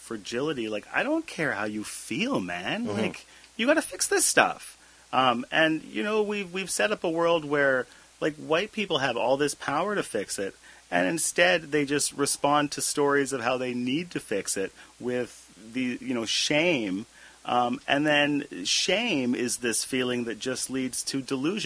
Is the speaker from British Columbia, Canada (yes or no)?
yes; Abbotsford, British Columbia, Canada; I learned again and again growing up in Abbotsford